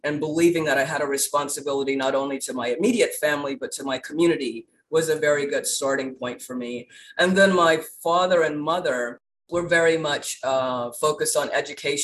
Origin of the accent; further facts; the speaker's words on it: Baton Rouge, Louisiana, United States; also born or lived in New Orleans; So I was born in New Orleans and raised in Baton Rouge